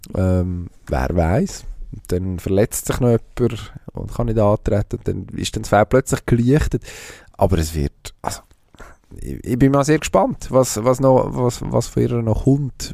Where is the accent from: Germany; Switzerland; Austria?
Switzerland; als Schweizer